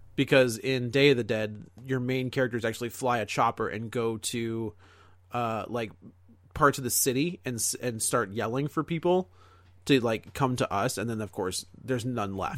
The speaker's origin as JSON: {"language": "English", "country": "United States", "said": "as an American filmgoer"}